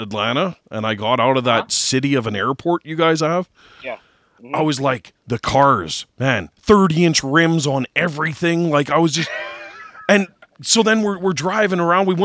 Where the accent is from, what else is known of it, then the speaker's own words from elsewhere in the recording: Canada; I'm actually Canadian, too